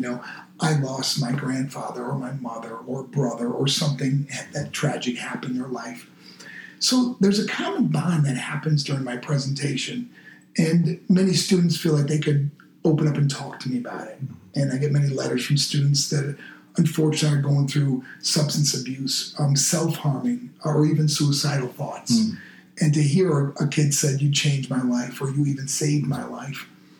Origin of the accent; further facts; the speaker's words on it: Macon, Georgia, United States; And I'm from Macon, Georgia, like where … was from, you know.